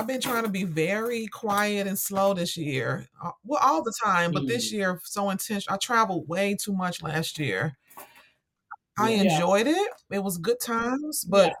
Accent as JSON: {"language": "English", "town": "Chicago", "region": "Illinois", "country": "United States", "said": "Chicago, South Side."}